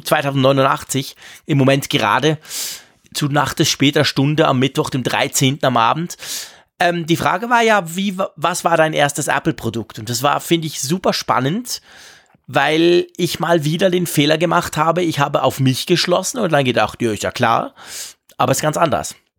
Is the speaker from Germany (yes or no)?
no; Switzerland; bei uns in der Schweiz